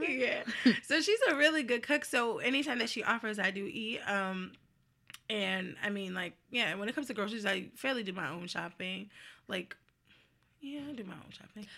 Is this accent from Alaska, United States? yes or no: no; New Jersey, United States; moved away; I am from New Jersey